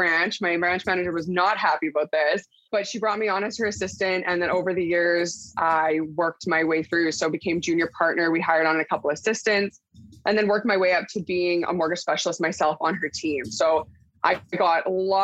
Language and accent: English; Port Coquitlam, British Columbia, Canada; now in Abbotsford, Canada; I'm originally from Port Coquitlam, BC, and now currently in Abbotsford